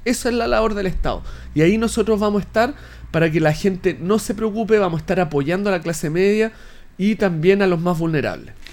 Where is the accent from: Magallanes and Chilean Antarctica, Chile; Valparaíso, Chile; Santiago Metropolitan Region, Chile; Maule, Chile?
Maule, Chile; Linares; yo soy de Linares.